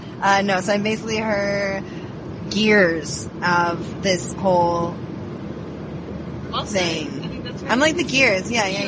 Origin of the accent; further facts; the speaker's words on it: Seattle, Washington, United States; also born or lived in Arizona / Los Angeles; No, I grew up in Seattle. Dad was a football coach, so we bounced around a little bit. So I went to school in Arizona for college. Moved out to LA for a couple of years.